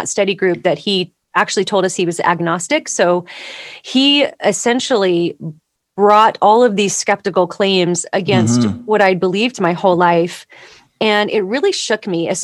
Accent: Southern California, United States; I grew up in Southern California

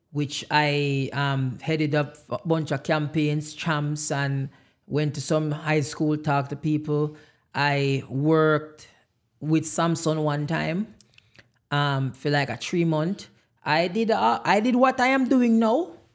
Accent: Jamaica; now in United States; I am Jamaican.

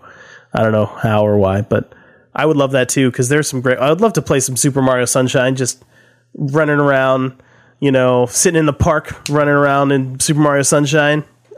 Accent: Nashville, Tennessee, United States; I grew up listening to in Nashville

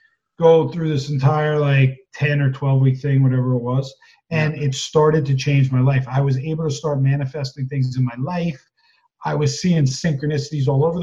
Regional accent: East Coast, United States; I'm from the East Coast

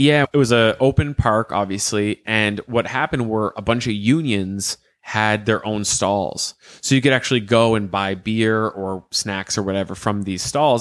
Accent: Canada; we're Canadian.

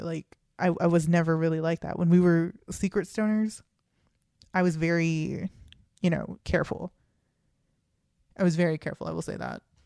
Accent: Texas, United States; we're two kids from Texas

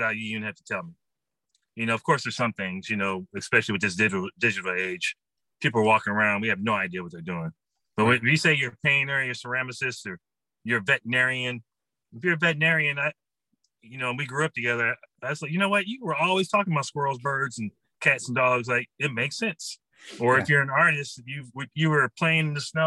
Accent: St. Louis, Missouri, United States; also born or lived in Grambling, Louisiana; I'm from the St. Louis area

